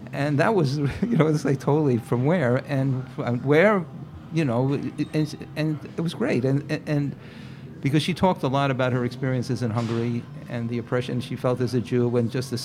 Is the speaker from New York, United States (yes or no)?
yes; Jackson Heights, New York, United States; Jackson Heights.